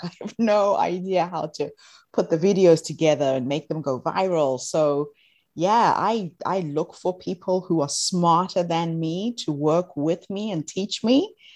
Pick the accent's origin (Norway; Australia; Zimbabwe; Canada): Zimbabwe; moved away as an adult; now in New Zealand; I'm from Zimbabwe originally, although I live in New Zealand for the last twenty-one years. And when I moved to New Zealand, I decided to reach back to my country of birth